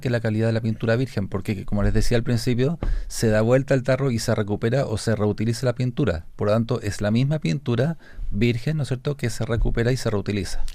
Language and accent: Spanish; Santiago, Santiago Metropolitan Region, Chile; nosotros los santiaguinos, yo soy santiaguino